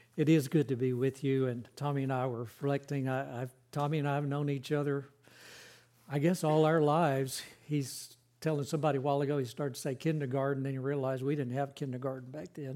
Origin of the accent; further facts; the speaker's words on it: Carrollton, Georgia, United States; moved away; I grew up in Carrollton, Georgia